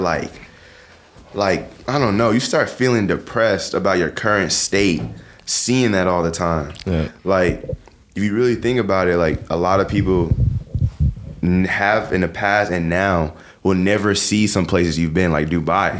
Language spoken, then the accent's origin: English; New York, United States; I'm from New York